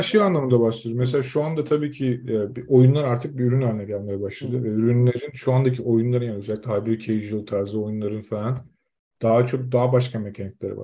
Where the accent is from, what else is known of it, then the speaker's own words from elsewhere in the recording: Zonguldak, Turkey; moved away as an adult; now in Denmark; Biz Zonguldaklıyız, Zonguldak'ta.